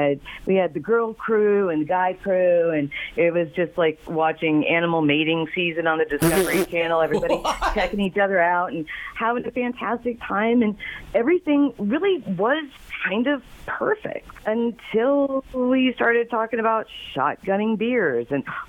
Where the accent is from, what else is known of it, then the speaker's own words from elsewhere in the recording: Springfield, Ohio, United States; I'm from Springfield, baby.